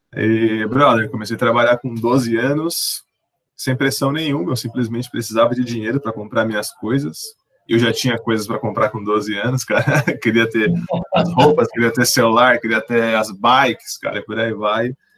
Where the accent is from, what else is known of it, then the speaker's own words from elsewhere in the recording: São Paulo, Brazil; nascido e criado e residente do Jardim Ângela